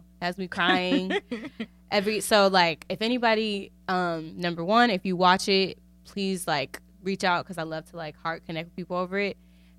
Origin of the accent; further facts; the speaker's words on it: Milwaukee, Wisconsin, United States; I'm from Wisconsin. Woo, woo. I'm from Milwaukee.